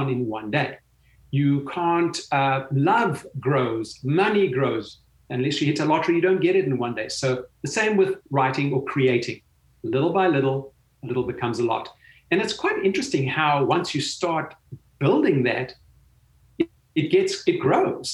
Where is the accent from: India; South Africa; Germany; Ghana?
South Africa; growing up in South Africa